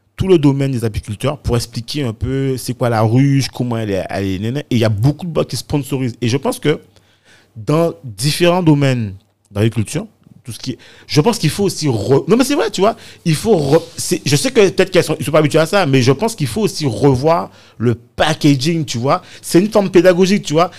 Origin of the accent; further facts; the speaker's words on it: Morne-à-l'Eau, Guadeloupe; je suis originaire de Moranalo, pas du, côté de, de ma mère